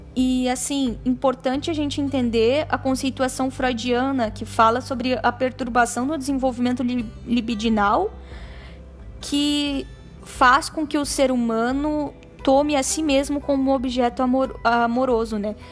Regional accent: Brazil; nós todos somos cidadãos dessa pátria, nós todos uh, somos brasileiros

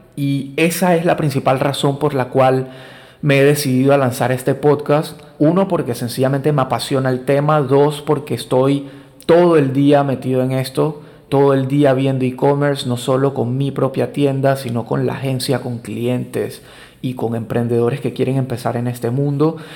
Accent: Colombia; now in Panama; soy colombiano, vivo en Panamá hace más de 20 años

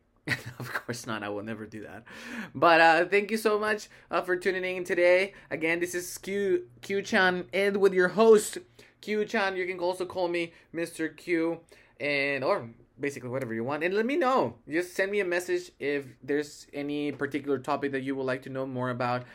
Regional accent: Mexico; also born or lived in United States; then we moved to Mexico, and all my family is Mexican

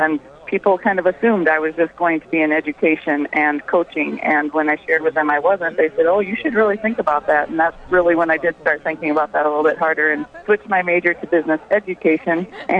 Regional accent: Sioux Center, Iowa, United States; I grew up in Sioux Center

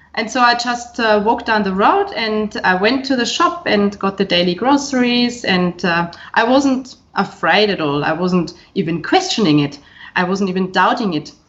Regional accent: Burghausen, Bavaria, Germany; moved away; I was born in Bavaria, in fact, um, in 1973, in uh, a beautiful small town called Burghausen, right on the border to Austria, so not too far from Salzburg. Um, this is where I spent my entire childhood and my youth

